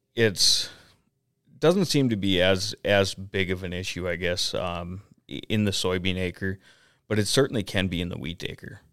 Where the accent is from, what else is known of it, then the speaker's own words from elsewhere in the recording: Detroit Lakes, Minnesota, United States; also born or lived in North Dakota; now in Anamoose, United States; I'm originally from the Detroit Lakes, Minnesota area.